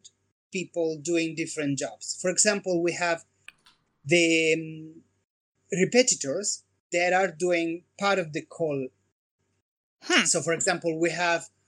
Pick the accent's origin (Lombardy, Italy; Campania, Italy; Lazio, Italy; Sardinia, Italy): Lombardy, Italy; Como; moved away as an adult; my hometown, which is Como, north part of Italy.